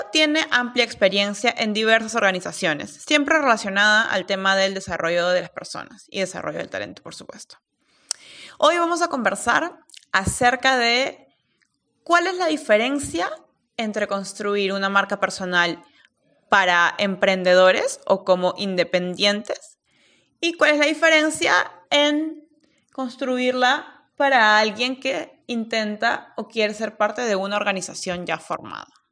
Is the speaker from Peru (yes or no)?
yes; Peru; soy peruana